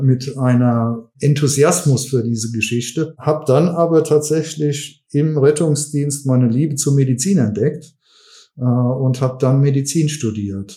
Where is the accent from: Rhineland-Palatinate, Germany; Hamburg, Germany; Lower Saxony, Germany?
Rhineland-Palatinate, Germany; Westerwald; also born or lived in Mainz / Cologne / Düsseldorf; ich komme aus Rheinland-Pfalz von Anfang an. Ich bin ursprünglich eigentlich Westerwälder gewesen